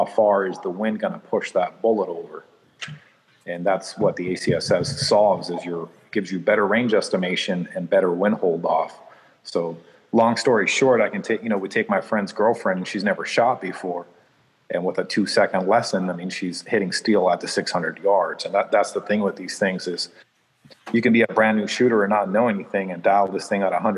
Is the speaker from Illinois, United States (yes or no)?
yes; Chicago, Illinois, United States; I was born in Chicago